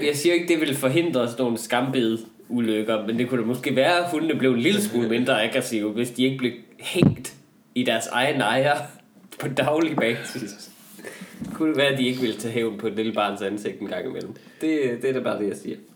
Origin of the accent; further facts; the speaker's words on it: Northwest Jutland, Central Denmark Region, Denmark; vi er jo begge to fra øh, Vestjylland. Ja. Jeg, jeg er fra Nord, Nordvestjylland